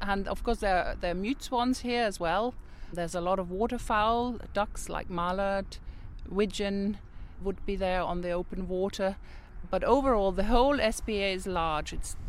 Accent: Germany; English is a second language; moved away as an adult; now in Northern Ireland, United Kingdom; I came from Germany and I thought, this is unbelievable. Northern Ireland is like paradise. I was a young person then. I was about 20. I had worked in Germany in conservation.

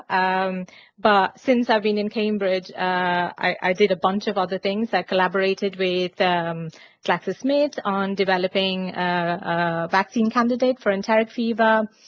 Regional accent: India; so I'm originally from India um, and I, I did my undergraduate uh, over there in biotechnology

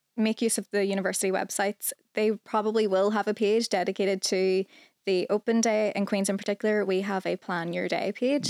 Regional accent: Northern Ireland, United Kingdom; I'm from Northern Ireland

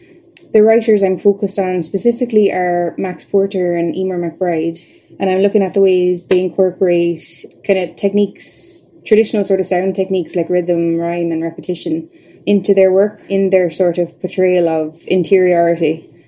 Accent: Tipperary, Munster, Ireland; now in Belfast, United Kingdom; I'm in the third year of a PhD at Queen's. I'm from Tipperary, but based primarily up here in Belfast.

